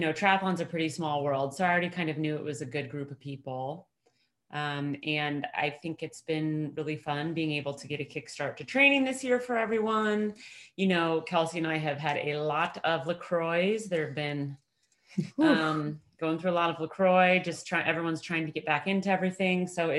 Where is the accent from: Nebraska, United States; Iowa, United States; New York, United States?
Iowa, United States